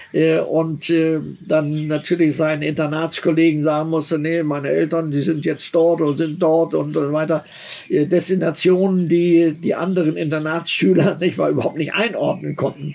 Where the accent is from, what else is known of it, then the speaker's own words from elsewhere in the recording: Germany; ich bin ja Deutscher